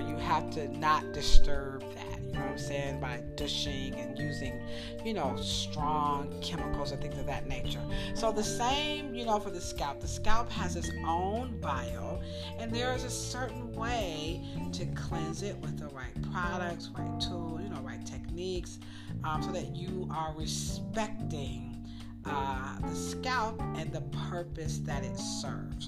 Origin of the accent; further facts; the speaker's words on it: United States; I'm an American, and I'm not from Great Britain